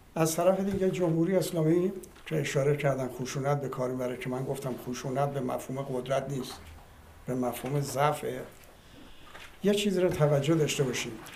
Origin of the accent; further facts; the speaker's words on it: Iran; من به عنوان یک ایرانی